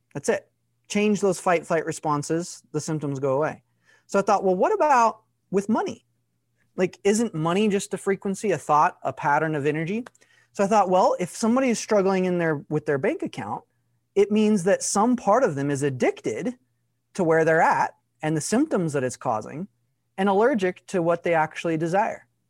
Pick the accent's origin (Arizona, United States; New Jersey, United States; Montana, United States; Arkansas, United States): Arkansas, United States; I grew up in Arkansas, less than, like, three thousand people in my town.